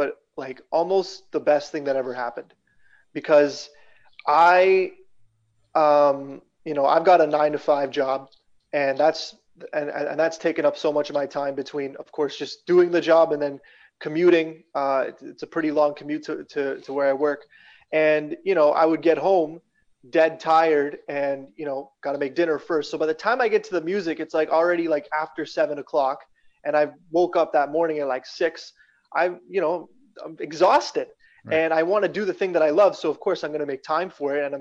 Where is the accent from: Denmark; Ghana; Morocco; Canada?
Canada; Regina, Saskatchewan; moved away as an adult; also born or lived in London, Ontario / Toronto; Born and raised in Regina, Saskatchewan